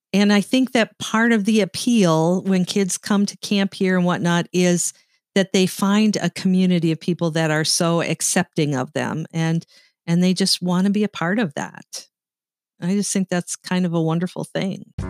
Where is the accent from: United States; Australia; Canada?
Canada; Sault Ste. Marie, Ontario; I grew up in Sault Ste. Marie, Ontario, Canada